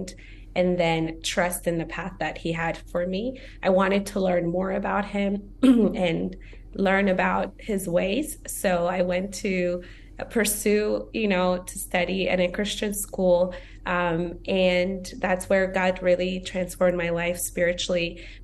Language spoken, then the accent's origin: English; Ethiopia; now in United States; I was born and raised in Ethiopia